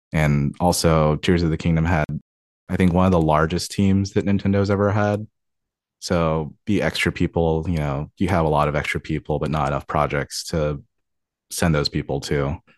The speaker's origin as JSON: {"language": "English", "town": "Tacoma", "region": "Washington", "country": "United States", "tie": "born or raised there", "also_born_or_lived": "Covington, Washington", "said": "I was actually born and raised here in Washington. I was born in Tacoma, and then I lived there for twenty-one years of my life."}